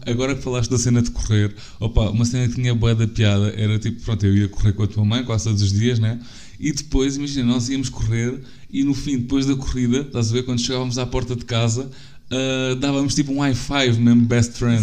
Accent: Algarve, Portugal; sou do Algarve

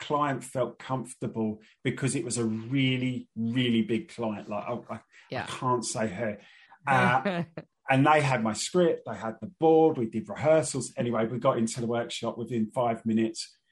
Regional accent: London, United Kingdom; I grew up in Northeast London

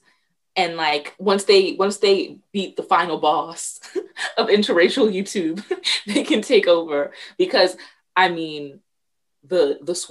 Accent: United States; as an American

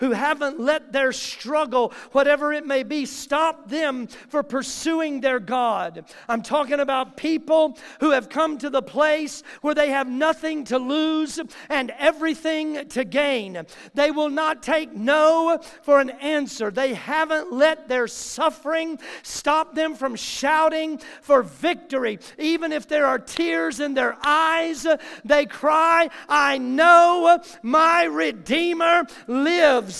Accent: the South, United States; I grew up in the South hearing phrases like this from just good old Southern folk that I grew up around.

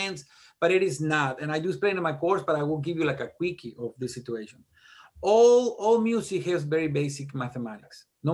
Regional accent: Mexico; English is a second language; moved away as an adult; now in Tennessee, United States; I'm a Mexican, dude. I was this close to just jumping the border. I came to the United States and just, I was a student.

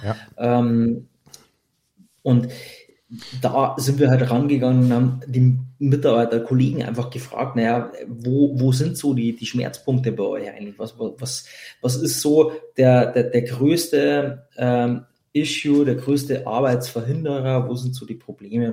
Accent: Bavaria, Germany; bei uns in Bayern

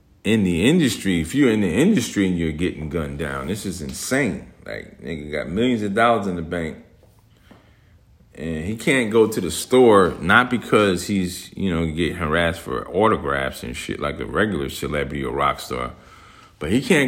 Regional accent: Newark, New Jersey, United States; I grew up in Newark, New Jersey.

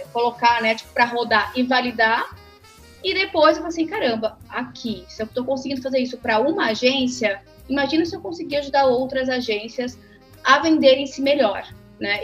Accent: Santa Catarina, Brazil; also born or lived in Rio Grande do Sul; now in São Paulo, Brazil; e nasci lá, cresci em Santa Catarina

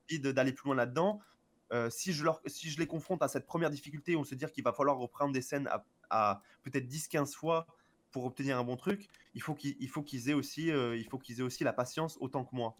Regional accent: France; en tant que français

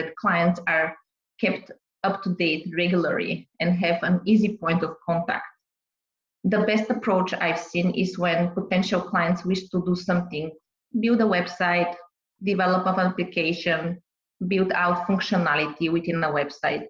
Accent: Bulgaria; also born or lived in Boston, United States; now in Ontario, Canada; I'm originally from Bulgaria, Southeast Europe, for people that don't know where is it exactly, border with Greece

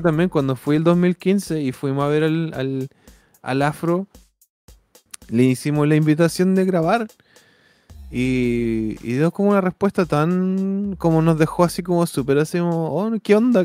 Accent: Chile; moved away; Voy a decirles cómo no me van a dejar entrar a mi país

